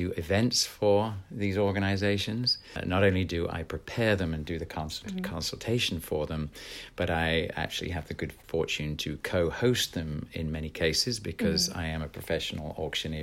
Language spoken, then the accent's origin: English; England, United Kingdom; also born or lived in San Jose, California; now in United States; an English person living here